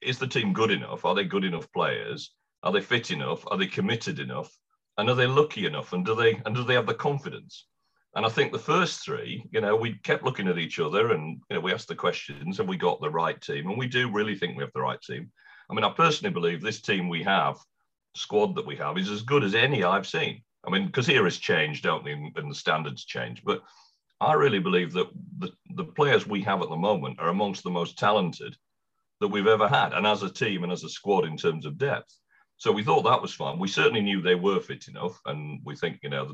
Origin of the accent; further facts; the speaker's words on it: Wakefield, Yorkshire and the Humber, United Kingdom; I was born in Wakefield